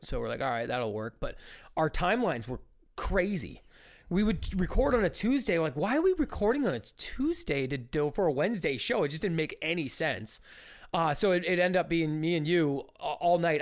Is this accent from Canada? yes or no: yes; Ontario, Canada; growing up in Ontario